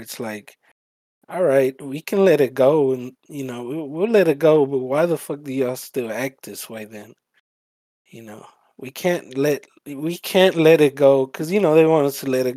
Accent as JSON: {"language": "English", "country": "El Salvador", "moved": "yes", "lives_now": "United States", "said": "I came from Salvador"}